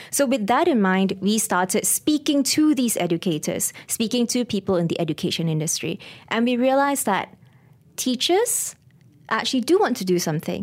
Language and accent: English; Ipoh, Perak, Malaysia; moved away as an adult; also born or lived in Kuala Lumpur; I'm actually from Para, I'm a Parakean, Ipoh, Mali